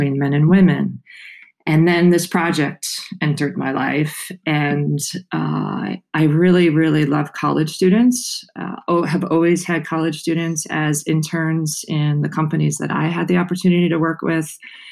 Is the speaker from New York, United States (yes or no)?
yes; New York City, New York, United States; moved away as an adult; I grew up on Staten Island in New York